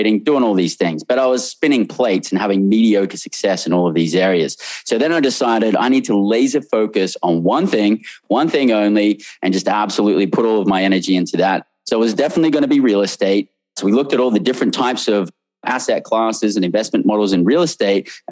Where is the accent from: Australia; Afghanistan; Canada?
Australia; moved away as an adult; also born or lived in London, United Kingdom; now in United States; born and raised in Australia